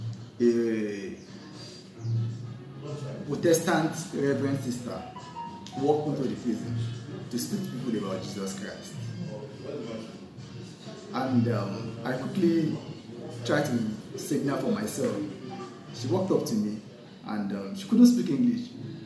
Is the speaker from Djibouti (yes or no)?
yes; Djibouti; I was born and brought up in Djibouti, and Muslim family.